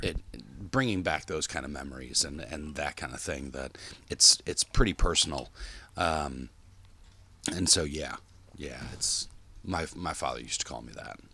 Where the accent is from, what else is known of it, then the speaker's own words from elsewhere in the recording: Park Ridge, United States; moved away; growing up in Park Ridge is that our friends didn't live far